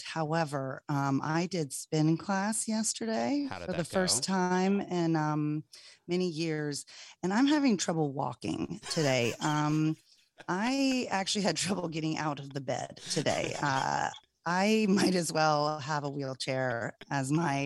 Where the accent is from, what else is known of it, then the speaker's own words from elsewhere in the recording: Charleston, South Carolina, United States; we're both from Charleston